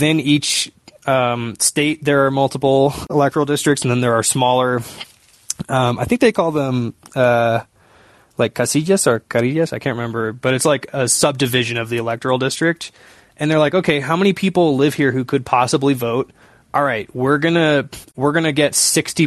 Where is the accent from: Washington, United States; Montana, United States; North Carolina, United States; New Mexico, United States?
Washington, United States; Seattle; I'm from Seattle